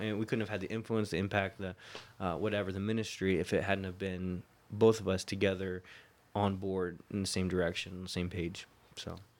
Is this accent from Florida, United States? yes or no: yes; Florida, United States; moved away as an adult; also born or lived in Ohio / California; I grew up in Florida, but I was actually born in Ohio